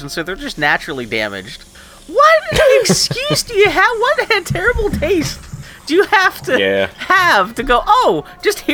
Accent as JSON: {"language": "English", "town": "Pittsburgh", "region": "Pennsylvania", "country": "United States", "tie": "born or raised there", "also_born_or_lived": "Texas", "said": "My family moved from Texas to Pittsburgh when I was 6 years old"}